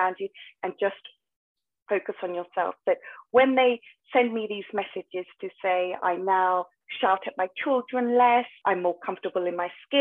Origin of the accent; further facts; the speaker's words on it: United Kingdom; I'm a British Asian and my parents wanted me to be the stereotypical doctor